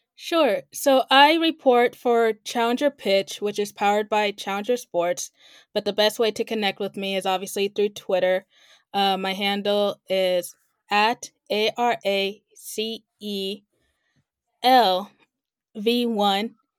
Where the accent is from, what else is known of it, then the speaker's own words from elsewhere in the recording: Kansas City, United States; now in Los Angeles, United States; I am originally from Kansas City and currently based here right now